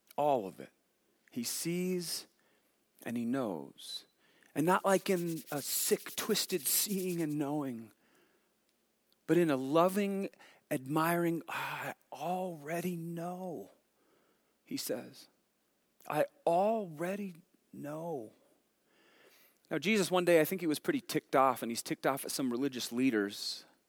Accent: Montana, United States; we're from Montana

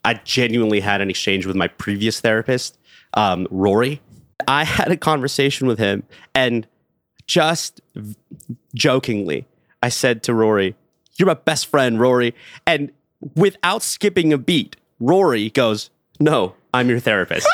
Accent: Los Angeles, California, United States; I was born and raised in Los Angeles, California

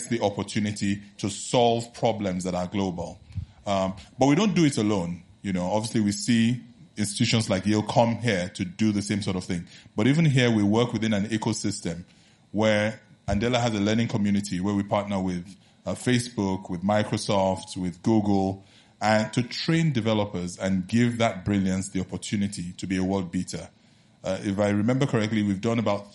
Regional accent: Nigeria; also born or lived in New Haven, Connecticut; I'm proudly Nigerian

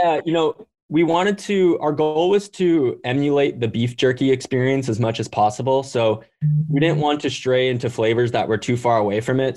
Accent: Hawaii, United States; I grew up in Hawaii

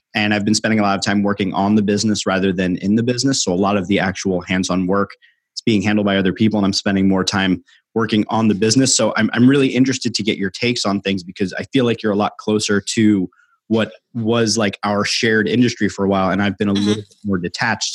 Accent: New York, United States; now in Philadelphia, United States; growing up in New York and living in Philadelphia

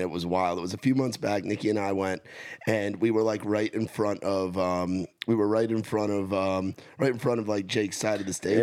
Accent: New Jersey line, New York, United States; moved away as an adult; now in Nashville, United States; I grew up right on the New York, New Jersey line.

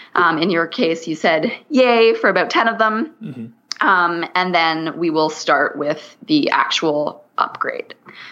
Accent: Canada; So I'm Canadian. So I say niche.

